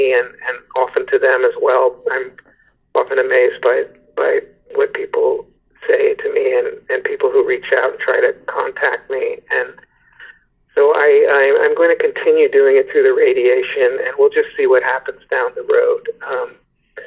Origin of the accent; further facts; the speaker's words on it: San Francisco, California, United States; moved away as an adult; also born or lived in New York; I'm a San Francisco native